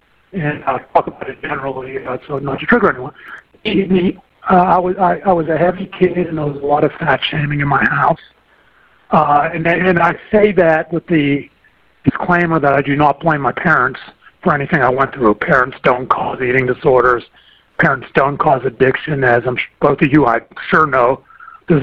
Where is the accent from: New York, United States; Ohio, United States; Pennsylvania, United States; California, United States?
Pennsylvania, United States; Pittsburgh; now in Dallas, United States; I was born, I'm originally from Pittsburgh, Pennsylvania